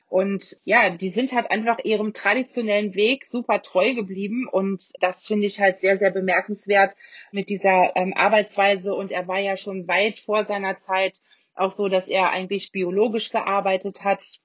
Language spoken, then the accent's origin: German; Rheingau, Hesse, Germany; Bei uns im Rheingau